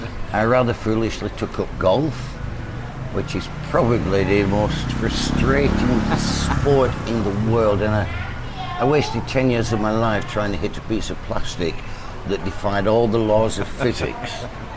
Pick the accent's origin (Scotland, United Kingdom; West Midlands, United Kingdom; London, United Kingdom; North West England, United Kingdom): North West England, United Kingdom; about 10 miles north of Manchester; moved away as an adult; also born or lived in Singapore; now in Pattaya, Thailand; I'm a northerner originally, about 10 miles north of Manchester.